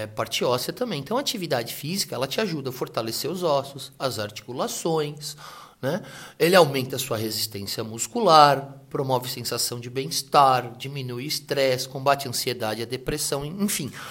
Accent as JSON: {"language": "Portuguese", "region": "São Paulo", "country": "Brazil", "said": "Assim, nós somos da região do ABC né?"}